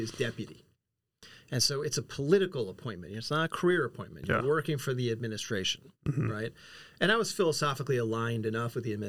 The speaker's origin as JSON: {"language": "English", "country": "United States", "also_born_or_lived": "Philadelphia / Savannah, Georgia", "moved": "as an adult", "said": "I'm actually from New York originally."}